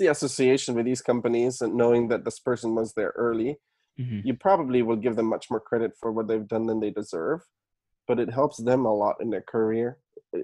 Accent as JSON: {"language": "English", "country": "Germany", "tie": "born or raised there", "moved": "yes", "said": "I was born and raised in Germany."}